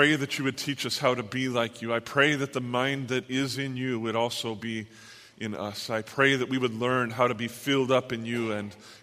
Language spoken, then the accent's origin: English; Southern California, United States; I'm from Southern California